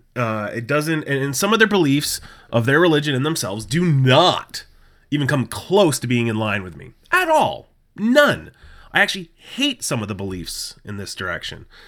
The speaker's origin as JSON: {"language": "English", "region": "New England", "country": "United States", "tie": "born or raised there", "said": "I have born and raised in New England"}